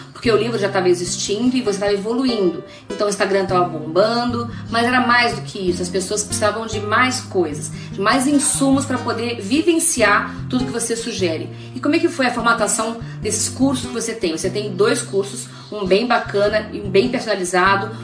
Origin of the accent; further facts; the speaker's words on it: Rio de Janeiro, Brazil; eu nasci no Rio de Janeiro